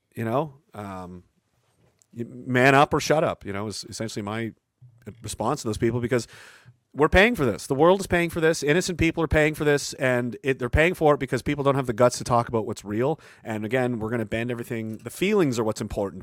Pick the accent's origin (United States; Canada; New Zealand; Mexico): Canada; a Canadian